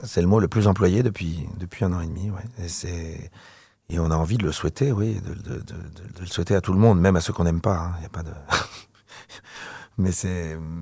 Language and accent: French; Paris region, Île-de-France, France; also born or lived in Algeria / Provence; J'ai planté ma tente euh, dans la région parisienne